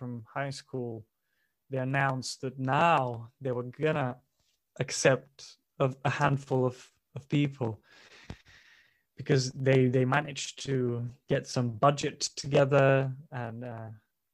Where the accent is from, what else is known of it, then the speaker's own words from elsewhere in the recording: Bulgaria; moved away; I grew up in a very in a working class family in Bulgaria